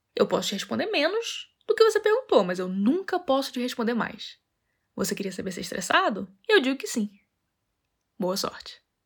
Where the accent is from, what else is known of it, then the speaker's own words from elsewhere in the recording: Rio de Janeiro, Brazil; moved away; also born or lived in Europe; sou carioca